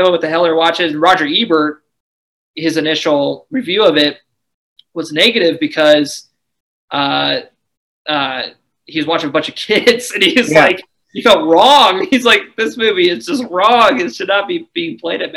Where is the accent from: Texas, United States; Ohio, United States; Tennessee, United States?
Ohio, United States; we're from Ohio, and like I you know, I live in, you know, I've lived in Ohio my whole life